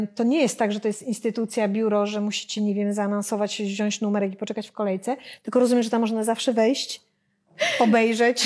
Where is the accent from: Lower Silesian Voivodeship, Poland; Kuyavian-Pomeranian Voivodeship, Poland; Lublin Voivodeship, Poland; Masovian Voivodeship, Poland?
Masovian Voivodeship, Poland; Warsaw; my jesteśmy z Warszawy